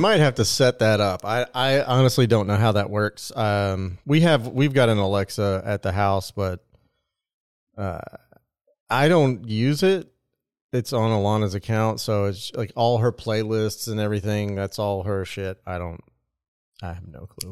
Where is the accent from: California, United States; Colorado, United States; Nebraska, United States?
Nebraska, United States; moved away; I am from Nebraska